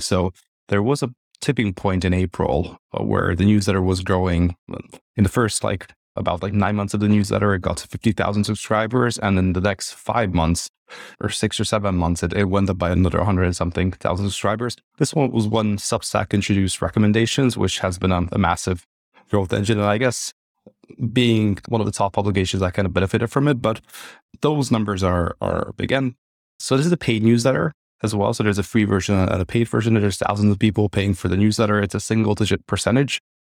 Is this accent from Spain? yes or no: no; Hungary; moved away as an adult; also born or lived in United Kingdom / London; I'm originally from Hungary